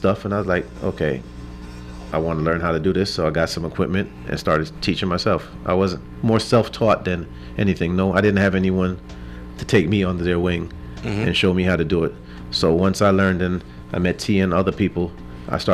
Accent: New York City, New York, United States; moved away as an adult; also born or lived in Bronx, New York; now in Austin, United States; Grew up mostly in Brooklyn, but started out in the Bronx

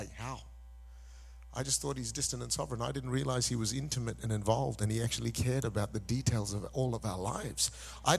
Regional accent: Malaysia; also born or lived in Singapore; now in Perth, Australia; I was born in Singapore. Say hi for me. I grew up in Malaysia. I am of Indian descent, but I've been an Australian citizen for the last 30 years

